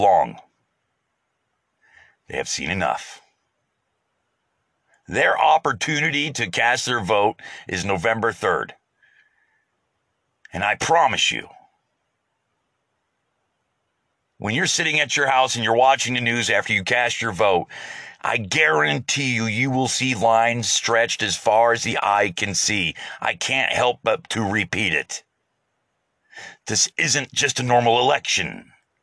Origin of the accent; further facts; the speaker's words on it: United States; as an American